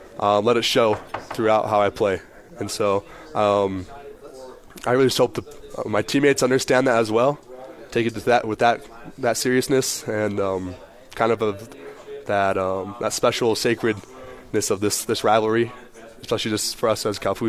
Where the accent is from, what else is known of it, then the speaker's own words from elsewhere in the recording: Provo, Utah, United States; also born or lived in Salt Lake City, Utah; I was born up in Salt Lake where my dad was coaching up at Utah at the time. Then moving here to Provo, becoming a true blue BYU Cougar